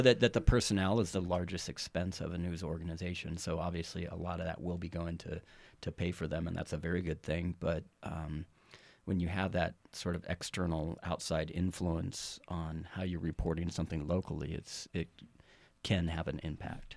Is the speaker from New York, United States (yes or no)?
no; Carson City, Nevada, United States; also born or lived in Texas; now in Reno, United States; born, partially raised in Texas, uh, but moved here when I was really young, um, approximately, I guess, first grade, uh, to Carson City.